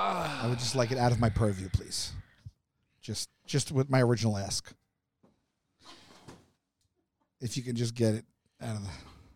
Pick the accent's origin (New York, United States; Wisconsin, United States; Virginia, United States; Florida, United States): New York, United States; Staten Island; And I said, Doc, I'm from Staten Island. We get enough D out there.